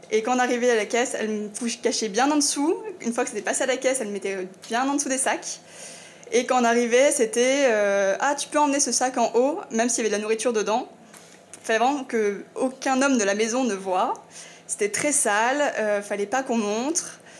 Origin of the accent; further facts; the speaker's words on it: eastern France, France; je viens de l'Est, où euh, pour moi, c'est encore euh, très culturel, ancré, que tout ce qui est misogyne.